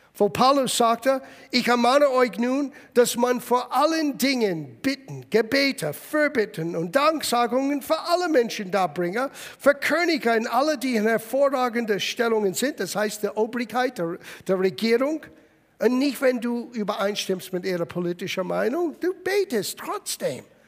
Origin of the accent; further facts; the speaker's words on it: United States; German is a second language; now in Germany; Ich bin in Amerika aufgewachsen